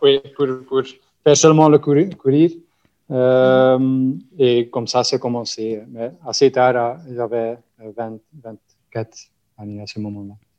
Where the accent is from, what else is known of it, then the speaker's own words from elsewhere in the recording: Flanders, Belgium; French is a second language; je suis de la Belgique, mais comme vous entendez, de la partie flamande.